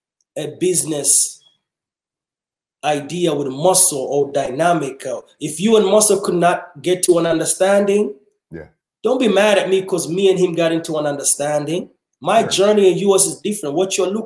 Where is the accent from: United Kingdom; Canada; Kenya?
Kenya; now in Kansas City, United States; we was refugees growing up in Kenya.